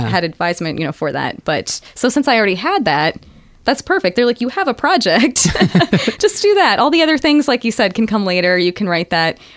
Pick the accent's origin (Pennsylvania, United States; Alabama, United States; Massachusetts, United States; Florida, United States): Pennsylvania, United States; Southwest; moved away; also born or lived in Chicken, Alaska; I'm from Southwest Pennsylvania